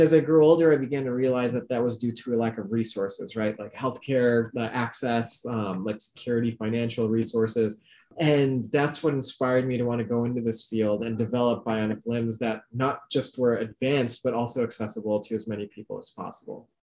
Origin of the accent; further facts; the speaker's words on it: Chicago, Illinois, United States; my parents are from Pakistan originally. I was born in the Chicago suburbs